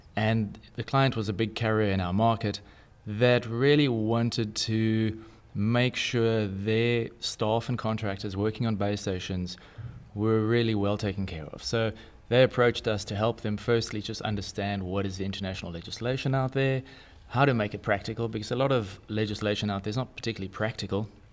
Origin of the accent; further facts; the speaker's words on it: South Africa; I'm South African